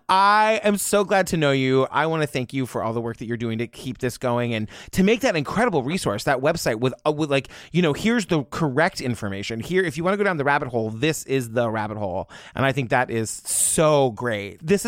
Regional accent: Massachusetts, United States; I'm from Massachusetts

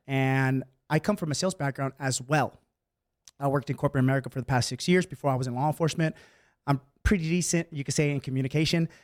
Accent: Bay Area, California, United States; moved away as an adult; also born or lived in San Francisco; now in San Diego, United States; I was born and raised in the Bay Area, and I was there my entire life

